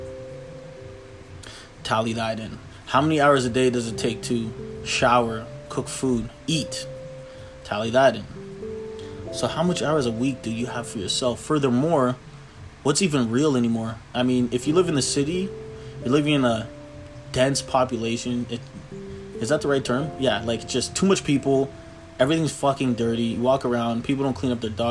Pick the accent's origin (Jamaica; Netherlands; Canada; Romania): Canada; Toronto, Ontario; I'm from Toronto, Canada